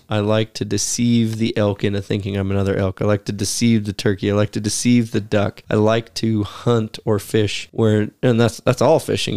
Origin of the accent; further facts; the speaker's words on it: Pacific Northwest, United States; growing up in Pacific Northwest hunting and timber country